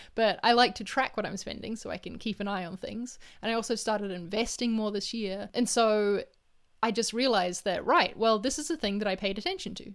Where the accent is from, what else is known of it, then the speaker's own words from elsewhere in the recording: New Zealand; moved away; I'm in my home country